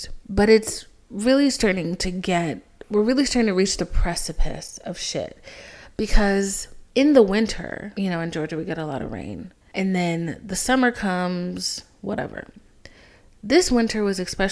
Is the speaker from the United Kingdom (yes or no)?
no; Haiti; moved away; I'm from Haiti, so, like, our whole family's from Haiti